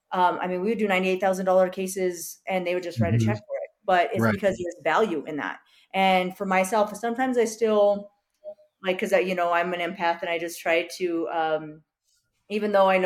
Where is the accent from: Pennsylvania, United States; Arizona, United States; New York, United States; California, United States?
New York, United States; New York City; growing up on the Lower East Side, you know, like we were kind of just, we were not the highest end, but we were there.